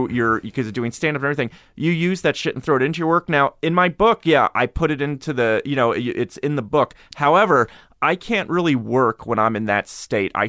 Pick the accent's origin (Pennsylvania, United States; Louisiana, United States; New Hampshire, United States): Pennsylvania, United States; Harrisburg; I grew up in Harrisburg.